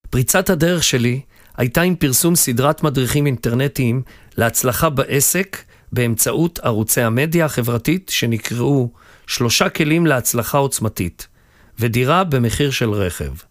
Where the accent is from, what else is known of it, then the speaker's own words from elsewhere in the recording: Acre, Northern District, Israel; נולדתי וגדלתי בעכו, ולאחר הצבא החלטתי לחזור בתשובה.